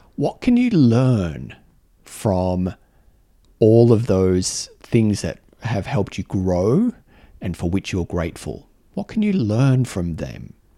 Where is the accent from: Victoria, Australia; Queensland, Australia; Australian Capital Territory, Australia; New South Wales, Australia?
Australian Capital Territory, Australia; Canberra; my home, my home city, um, where I knew how things worked.